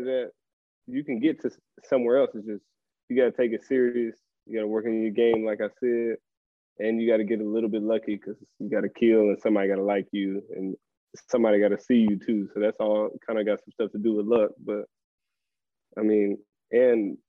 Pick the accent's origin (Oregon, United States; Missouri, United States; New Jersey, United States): Oregon, United States; Portland; moved away as an adult; now in Monaco; I'm from Portland